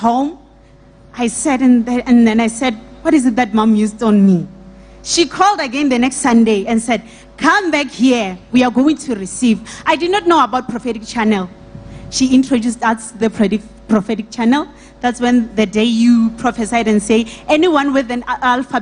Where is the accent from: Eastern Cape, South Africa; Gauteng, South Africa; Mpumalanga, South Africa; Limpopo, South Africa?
Limpopo, South Africa; Polokwane; I'm from Limpopo, Polokwane